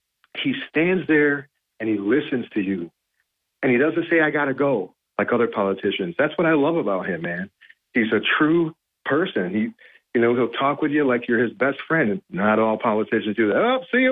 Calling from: Binghamton, New York, United States; from Binghamton

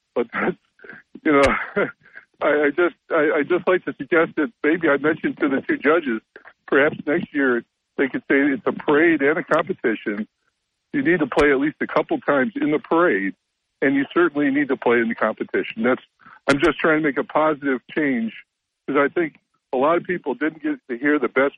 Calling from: Endicott, New York, United States; from Endicott.

